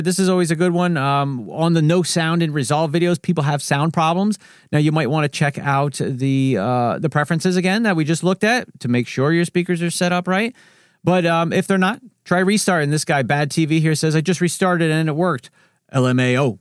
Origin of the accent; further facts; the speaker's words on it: New Jersey, United States; I'm from New Jersey. I talk fast here.